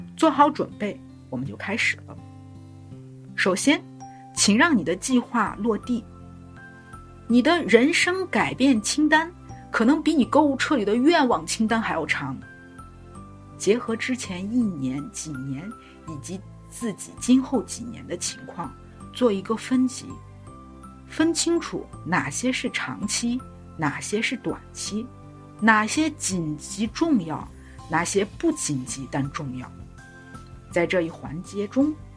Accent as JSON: {"language": "Chinese", "country": "China", "said": "我们中国人很有意思，我们管一月叫元月"}